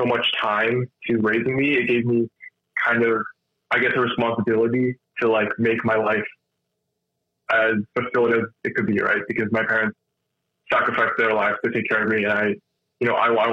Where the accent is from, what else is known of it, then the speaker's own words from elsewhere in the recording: Winnipeg, Manitoba, Canada; I was born here. I grew up in Winnipeg my entire life.